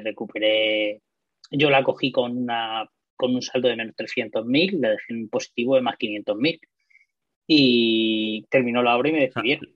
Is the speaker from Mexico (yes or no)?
no; Murcia, Region of Murcia, Spain; Yo soy de Murcia, mm, resido allí